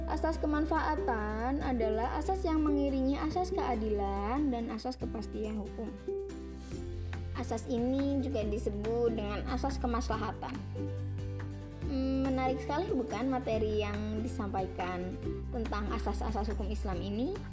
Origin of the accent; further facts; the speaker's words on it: Pemalang, Central Java, Indonesia; Pemalang Iya, Pemalang Bukan Malang Kalau Malang itu di Jawa Timur Kalau Pemalang, adanya di Jawa Tengah